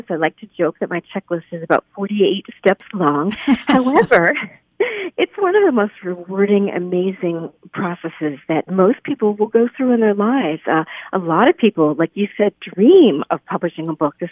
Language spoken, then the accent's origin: English; Lehigh Valley, Pennsylvania, United States; I grew up right here in the Lehigh Valley.